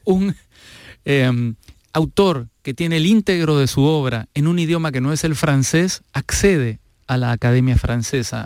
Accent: Peru; Fernando y yo somos peruanos

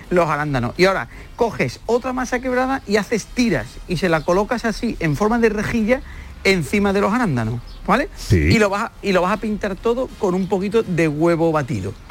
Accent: Huelva, Andalusia, Spain; en mi tierra, en Huerva

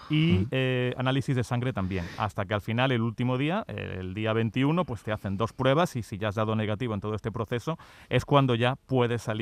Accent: Córdoba, Andalusia, Spain; now in China; Efectivamente, yo soy cordobés y me pilláis ahora aquí de vacaciones en España

